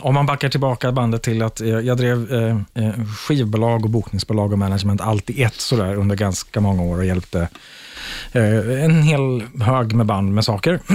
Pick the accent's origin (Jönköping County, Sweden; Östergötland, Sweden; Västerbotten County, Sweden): Östergötland, Sweden; Linköping; Jag är från Linköping